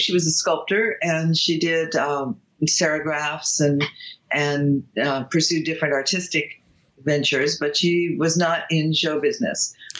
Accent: Los Angeles, California, United States; also born or lived in Beverly Hills; I grew up in Studio City. Oh, I'm still in the same zip code that I grew up in. I never changed zip codes. And just Los Angeles, Hollywood, that area. I'm still here.

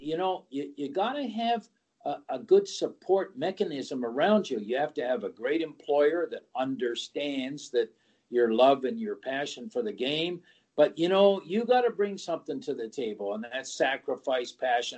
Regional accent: Canada; being a Canadian

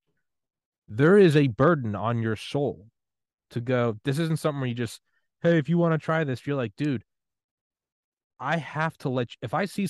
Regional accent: New England, United States; moved away; also born or lived in Georgia / Maryland / Miami; I'm from New England

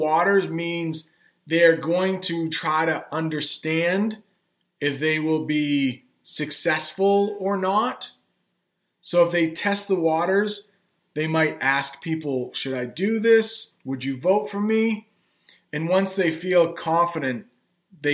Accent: United States

